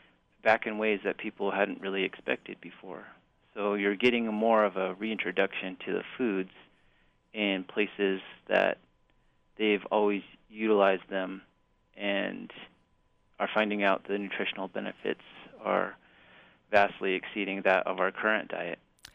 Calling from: Amarillo, Texas, United States; I'm in from Texas right now.

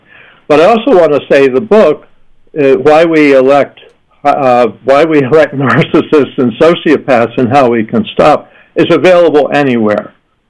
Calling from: San Diego, California, United States; I'm calling in from San Diego.

